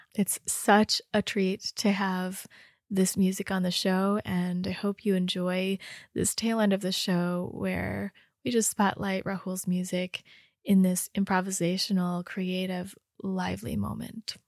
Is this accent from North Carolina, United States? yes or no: no; Rochester, Michigan, United States; I grew up in Rochester